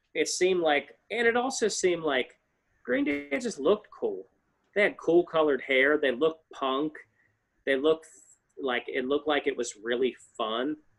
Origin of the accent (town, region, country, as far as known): small town West Virginia, United States; born or raised there